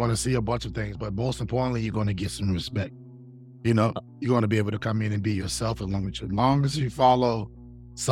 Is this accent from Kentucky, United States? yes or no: no; Boston, Virginia, United States; I'm from Virginia, from Boston, Virginia, to be exact